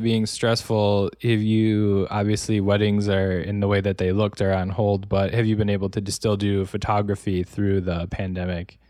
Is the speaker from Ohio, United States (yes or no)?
no; Wisconsin, United States; now in Los Angeles, United States; I grew up in Wisconsin, um, but I saw so much more of it, obviously, when I moved to Los Angeles.